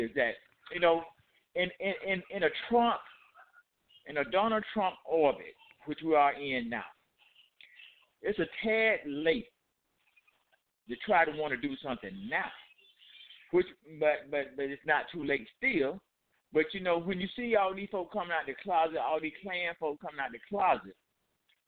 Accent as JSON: {"language": "English", "town": "Atlanta", "region": "Georgia", "country": "United States", "moved": "as an adult", "lives_now": "Albany, United States", "said": "I am from Atlanta. I lived in Atlanta for 35 years, and I now live in Albany, Georgia."}